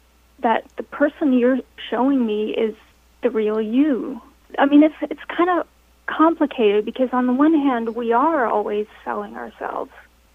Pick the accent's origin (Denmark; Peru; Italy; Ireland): Denmark; also born or lived in United States; So it's interesting because I grew up partly in Denmark and partly in America